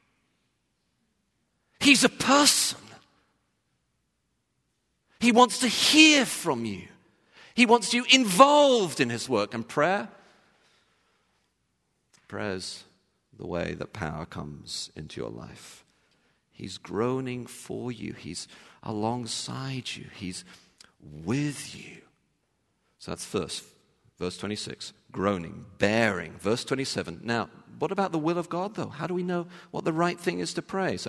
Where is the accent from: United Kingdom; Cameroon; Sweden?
United Kingdom; England; when I was growing up in England